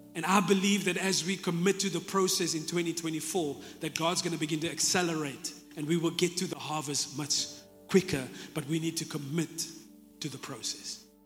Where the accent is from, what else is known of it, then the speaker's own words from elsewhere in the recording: Jeffreys Bay, Eastern Cape, South Africa; I'm from Jeffreys Bay, I grew up here